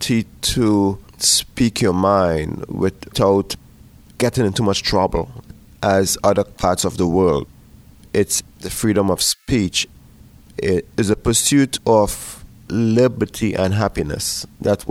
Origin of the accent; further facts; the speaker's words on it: Trinidad & Tobago; moved away as an adult; now in Pittsburgh, United States; I was born in the island of Trinidad and Tobago in the Caribbean